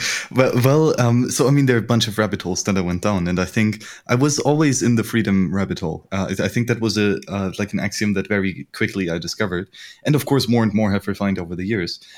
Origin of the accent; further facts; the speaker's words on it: Bavaria, Germany; I grew up in Bavaria